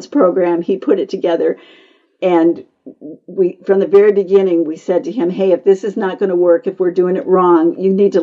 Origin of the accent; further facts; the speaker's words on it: United States; I was born in America